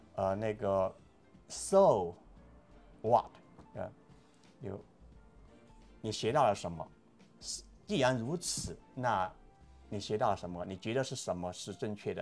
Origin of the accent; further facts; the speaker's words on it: Guangdong, China; moved away as an adult; now in United States; 广东，在广东，在广东长大，在广州上大学五年，那后来出来工作，就是在医院里面做防疫科的那些